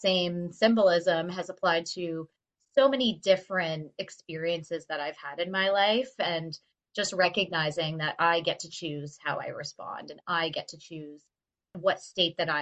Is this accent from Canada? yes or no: yes; Stoney Creek, Ontario, Canada; also born or lived in Winona, Ontario; I grew up in Stony Creek, Ontario, a very small town